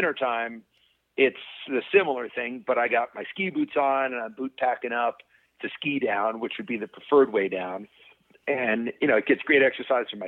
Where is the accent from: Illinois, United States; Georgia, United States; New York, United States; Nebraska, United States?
New York, United States; Albany; now in Jackson, United States; I moved from Albany, New York, which is my home, to Jackson